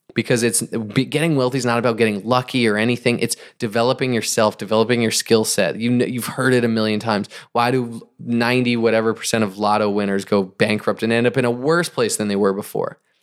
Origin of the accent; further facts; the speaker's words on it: New England, United States; I grew up in New England